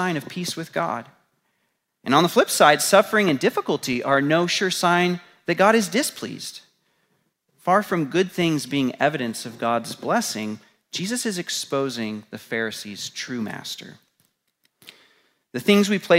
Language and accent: English; United States; being American